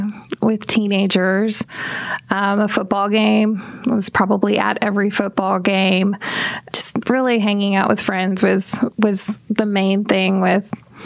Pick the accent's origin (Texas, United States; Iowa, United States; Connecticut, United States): Texas, United States; El Paso; moved away as an adult; also born or lived in Arlington, Texas; now in Dallas-Fort Worth, United States; I'm from El Paso, Texas.